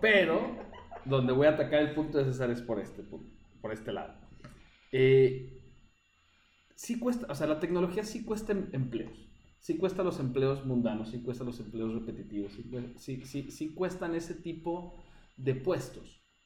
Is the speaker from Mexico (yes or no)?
yes; Mexico; now in Chile; yo como mexicano